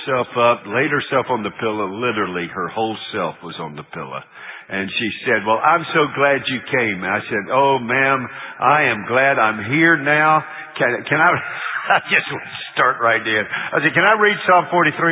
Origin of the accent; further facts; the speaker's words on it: Charlotte, North Carolina, United States; moved away; We're from Charlotte